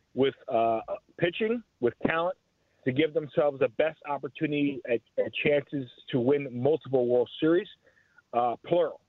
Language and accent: English; Chicago, Illinois, United States; I grew up in Chicago